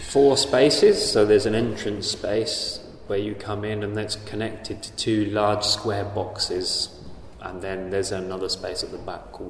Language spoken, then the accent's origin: English; England, United Kingdom; moved away as an adult; now in Helsinki, Finland; I'm an artist from England. I've been based in Helsinki for 10 years